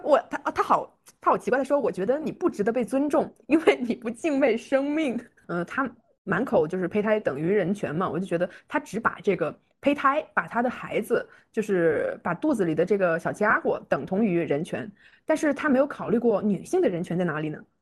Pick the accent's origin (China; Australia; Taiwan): China; 我感觉我们中国人的观念